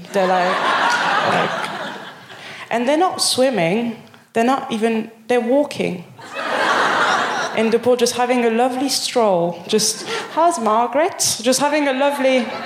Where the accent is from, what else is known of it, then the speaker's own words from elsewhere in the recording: Paris, Île-de-France, France; English is a second language; moved away as an adult; now in Birmingham, United Kingdom; I'm from Paris